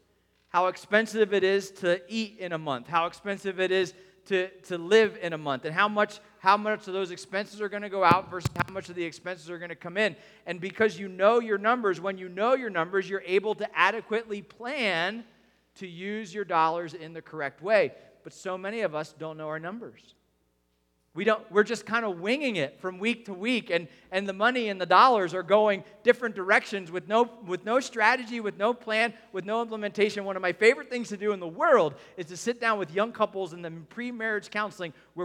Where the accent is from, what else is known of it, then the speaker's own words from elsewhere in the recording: United States; we're young and we're American in the 2020s